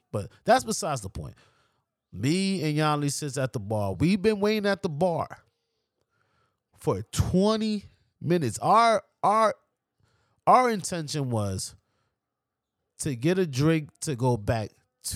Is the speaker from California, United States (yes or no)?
no; New York, United States; I'm from New York